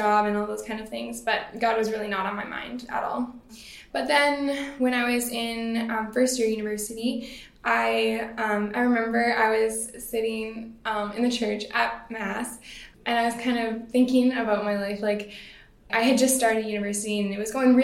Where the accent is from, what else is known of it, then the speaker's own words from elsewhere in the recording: Surrey, British Columbia, Canada; also born or lived in Langley, British Columbia; I grew up in Surrey and Langley here in BC my whole life.